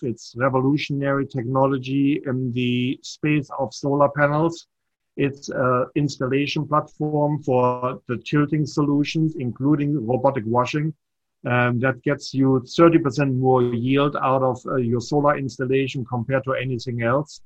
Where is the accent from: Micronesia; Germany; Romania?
Germany; accent: slight German accent; moved away as an adult; also born or lived in Nashua, New Hampshire / Hopkinton, Massachusetts; now in United States; I was born in Germany, but I'm not German